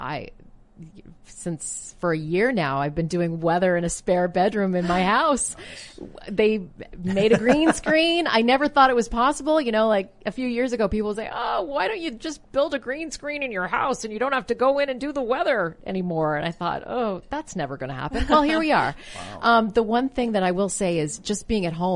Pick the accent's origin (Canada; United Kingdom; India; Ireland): Canada; moved away as an adult; now in United States; grew up in Canada